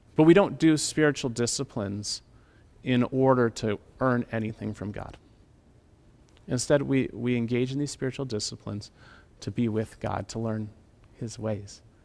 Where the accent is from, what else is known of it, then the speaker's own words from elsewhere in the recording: Calgary, Alberta, Canada; growing up in Calgary in the city